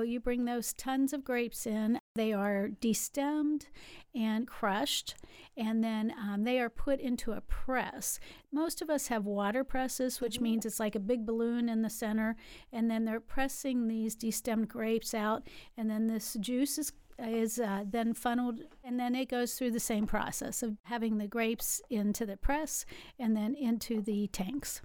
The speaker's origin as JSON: {"language": "English", "region": "West Virginia", "country": "United States", "tie": "born or raised there", "also_born_or_lived": "Louisville, Kentucky", "moved": "as an adult", "lives_now": "Kilbourne, Illinois, United States", "said": "I grew up in West Virginia, but that seems like a thousand years ago now"}